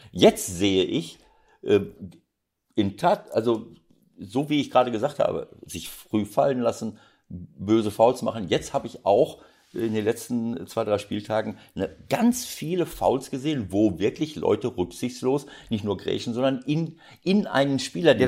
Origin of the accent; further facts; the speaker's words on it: Bielefeld, North Rhine-Westphalia, Germany; now in Hamburg, Germany; es ist meine Heimat